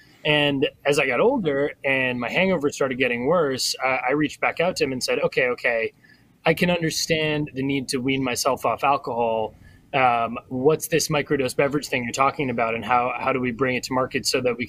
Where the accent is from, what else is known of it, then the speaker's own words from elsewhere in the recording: Colorado, United States; I saw it growing up in Colorado.